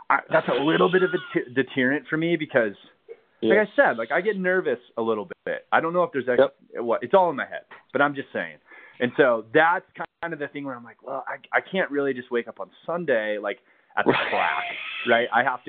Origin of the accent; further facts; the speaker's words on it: California, United States; now in Colorado, United States; in moving here to Colorado is, you know, growing up in California